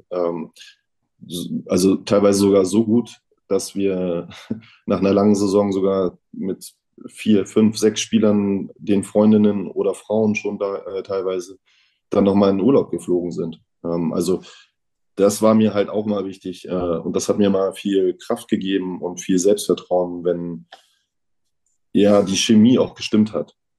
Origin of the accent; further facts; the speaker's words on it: Neubrandenburg, Mecklenburg-Vorpommern, Germany; bei uns in Neubrandenburg